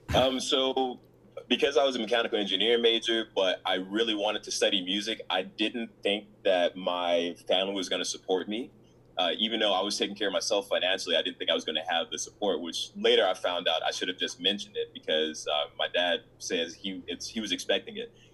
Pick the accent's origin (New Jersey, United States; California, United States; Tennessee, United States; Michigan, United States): Tennessee, United States; Memphis; moved away as an adult; also born or lived in Chicago, Illinois / Mississippi; I ended up living in uh, Memphis, Tennessee, with my dad and um, that's where I went to. Uh, that's where I graduated from high school